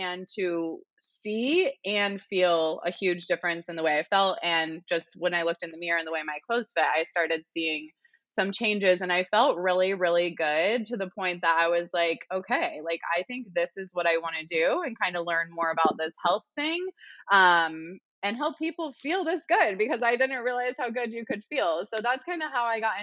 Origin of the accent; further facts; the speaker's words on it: Midwest, United States; moved away; I'm from the Midwest.